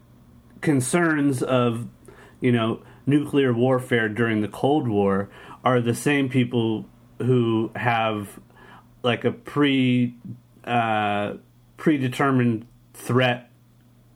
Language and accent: English; San Diego, California, United States; born or raised there